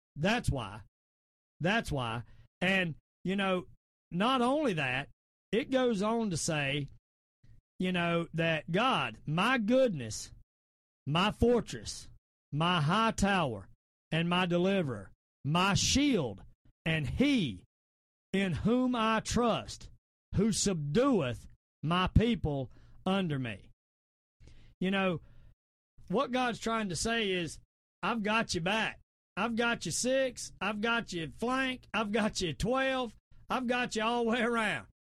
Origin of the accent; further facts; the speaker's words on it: the South, United States; accent: southern; I sound my southern accent